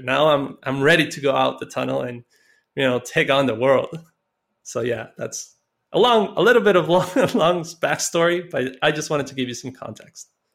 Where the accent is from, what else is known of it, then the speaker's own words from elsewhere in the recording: Costa Rica; I grew up in Costa Rica, and I, you know, I came up, uh, in a very poor neighborhood